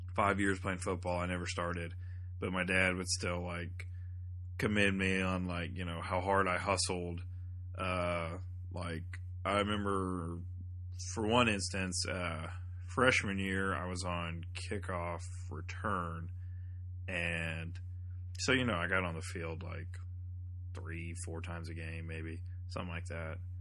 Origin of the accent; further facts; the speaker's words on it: thirty minutes south of Atlanta, Georgia, United States; moved away; my hometown, which is like thirty minutes south of Atlanta.